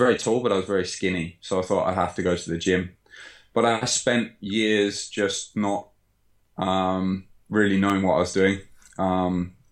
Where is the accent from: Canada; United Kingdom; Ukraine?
United Kingdom; Sutton Coldfield, West Midlands; moved away as an adult; now in Japan; Just in my hometown, Sutton Coalfield